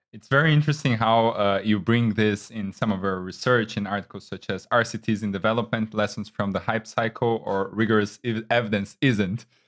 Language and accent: English; Brazil; I am from Brazil